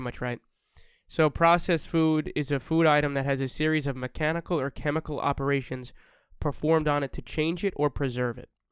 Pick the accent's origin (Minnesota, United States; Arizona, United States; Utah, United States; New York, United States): New York, United States; We're from New York